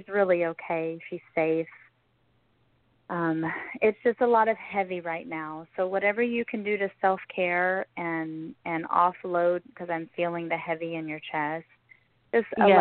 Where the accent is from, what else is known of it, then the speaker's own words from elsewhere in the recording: Texas, United States; moved away as an adult; also born or lived in Idaho; I'm originally from Texas, but I lived there